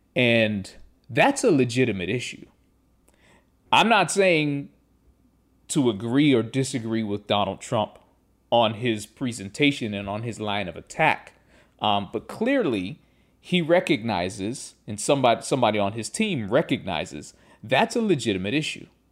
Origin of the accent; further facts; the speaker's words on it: Pittsburgh, Pennsylvania, United States; I grew up in Pittsburgh